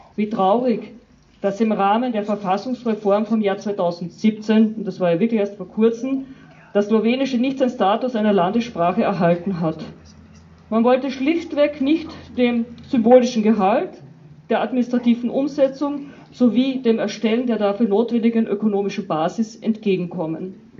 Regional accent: Carinthia, Austria; aus unserem Bundesland

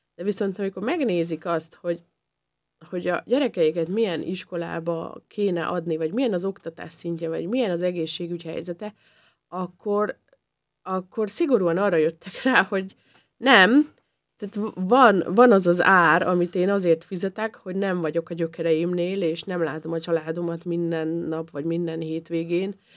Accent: Upper Hungary, Felvidék, Slovakia; now in Austria; én a, a felvidéki életemet én rögtön egy osztrák életre cseréltem

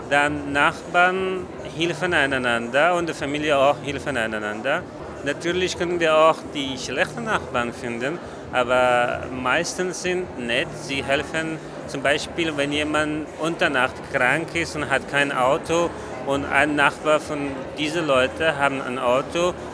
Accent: Kabul, Afghanistan; German is a second language; now in Vienna, Austria; Ich komme aus Afghanistan, aus äh, Kabul, Hauptstadt von Afghanistan.

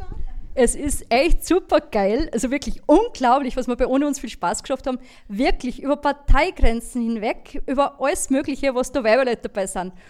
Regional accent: Linz, Upper Austria, Austria; ich, bin Linzerin

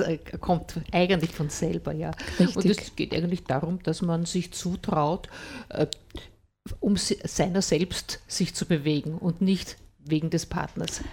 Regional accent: Vienna, Austria; moved away; also born or lived in Freistadt area, Upper Austria; Ich bin ja eigentlich eine Wienerin

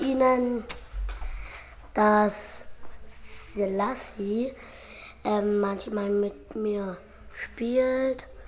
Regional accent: Salzburg, Austria; Aus Österreich, Salzburg

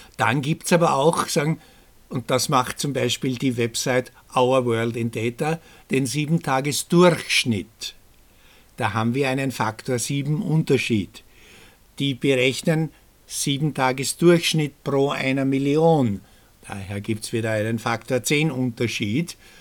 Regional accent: Austria; bei uns in Österreich

